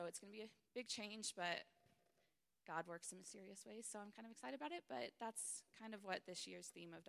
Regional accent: Missouri, United States; my home state of Missouri.

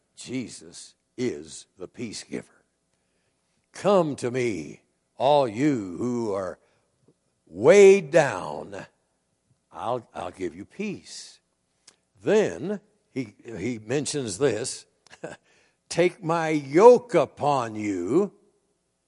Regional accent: Iowa, United States; I grew up in Iowa, which is a farm state

